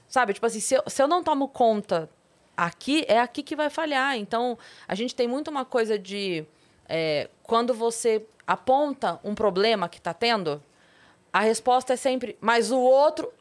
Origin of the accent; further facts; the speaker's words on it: Sorocaba, São Paulo, Brazil; eu sou de Sorocaba